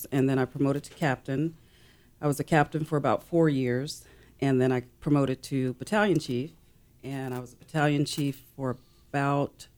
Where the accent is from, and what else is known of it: Greenville, South Carolina, United States; born or raised there; moved away as an adult; now in San Diego, United States